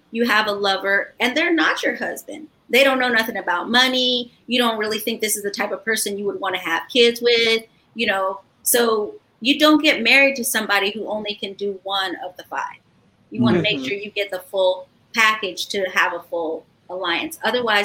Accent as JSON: {"language": "English", "country": "Ghana", "tie": "born or raised there", "moved": "yes", "said": "I grew up in Ghana as a child, and that's my cultural home"}